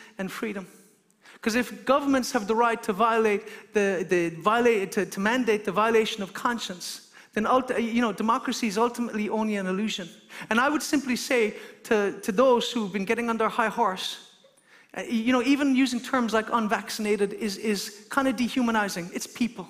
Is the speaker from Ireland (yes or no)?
yes; Ireland; as an Irishman